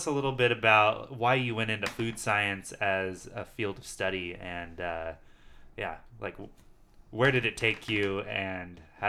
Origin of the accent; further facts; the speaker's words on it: Mendocino County, California, United States; That definitely applies to where we grew up too.